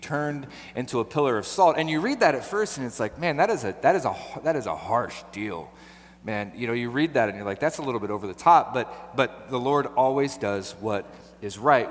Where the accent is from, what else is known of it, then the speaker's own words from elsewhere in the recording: Portland, Oregon, United States; I grew up right here. I was born in Southeast. I was raised in Southeast